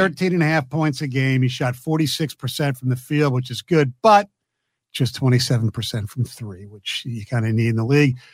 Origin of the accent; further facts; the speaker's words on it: Philadelphia, Pennsylvania, United States; my hometown